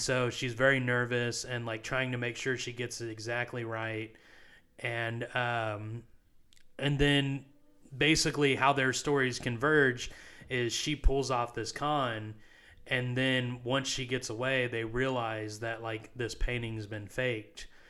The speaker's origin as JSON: {"language": "English", "country": "United States", "said": "I am an American"}